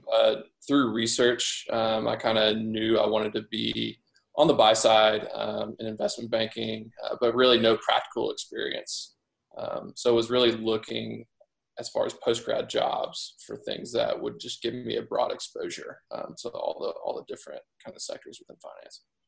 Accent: Midwest, United States; moved away as an adult; also born or lived in Southeast US / Northeast US; I grew up in the Midwest on a small farm

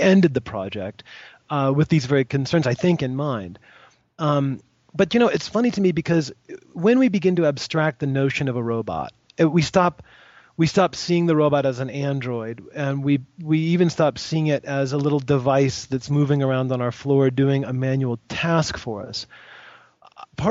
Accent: United States; I'm an American

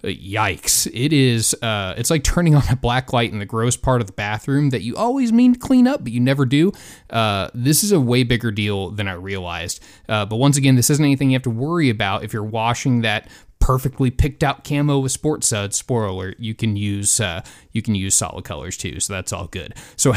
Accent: Alabama, United States; but so growing up in Alabama, there's a ton of hunting heritage there with some pretty big and high-profile people.

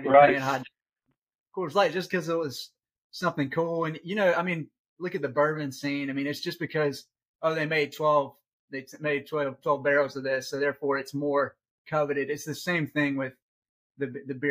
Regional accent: Augusta, Georgia, United States; growing up in Augusta, it's right across the river

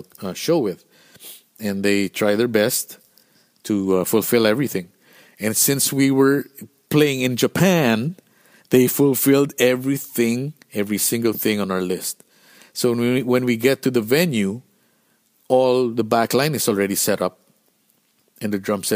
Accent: Philippines; Being Filipino, you don't know how to dress cold

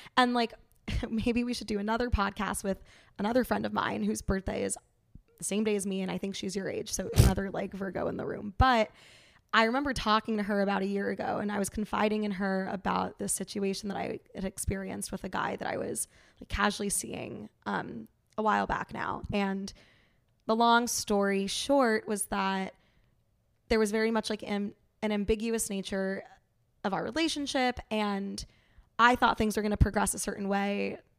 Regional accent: New York City, New York, United States; also born or lived in Saint Louis; I am from New York City. I grew up there

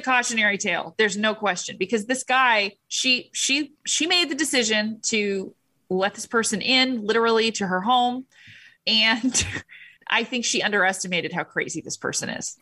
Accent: United States; I'm an American

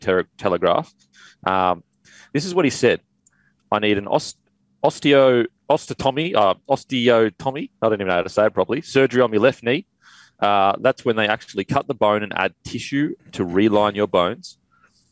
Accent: Queensland, Australia; as a Queenslander

